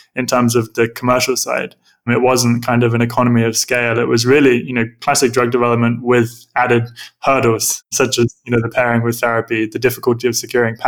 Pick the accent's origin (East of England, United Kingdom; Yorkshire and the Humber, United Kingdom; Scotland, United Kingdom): East of England, United Kingdom; Suffolk; I grew up in Suffolk in the countryside